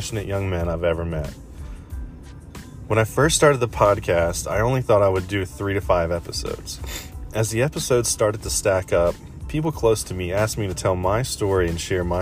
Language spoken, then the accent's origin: English; Delaware, United States; we stay in my home state of Delaware